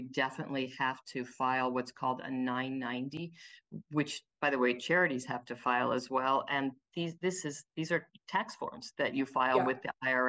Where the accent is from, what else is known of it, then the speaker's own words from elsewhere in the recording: Cleveland, Ohio, United States; I'm from Cleveland.